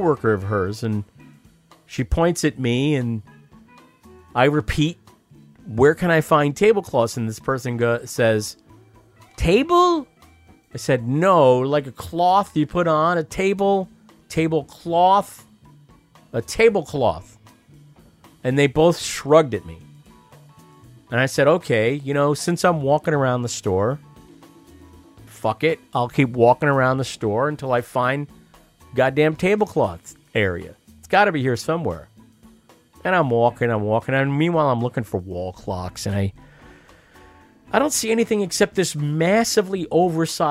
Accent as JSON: {"language": "English", "country": "United States", "said": "I'm an American"}